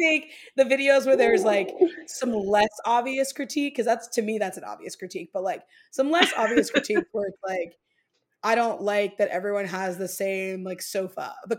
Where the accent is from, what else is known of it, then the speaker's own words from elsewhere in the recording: Midwest, United States; As a Midwesterner, people make choices in their home that I wouldn't make.